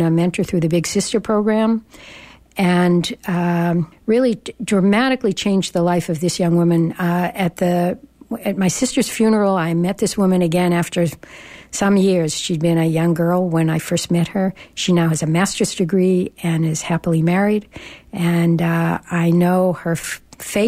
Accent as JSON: {"language": "English", "town": "Boston", "region": "Massachusetts", "country": "United States", "moved": "yes", "lives_now": "Berkeley, United States", "said": "I come from Boston."}